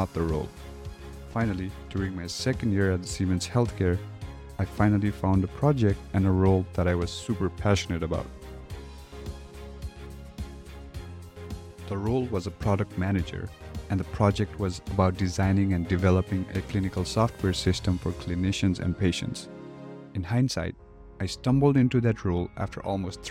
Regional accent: Kathmandu, Bagmati, Nepal; moved away as an adult; now in United States; I am originally from Kathmandu, Nepal. I moved to the US for undergraduate college

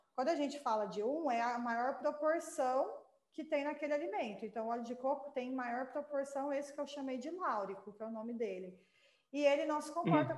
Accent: Goiás, Brazil; nós somos é, goianos

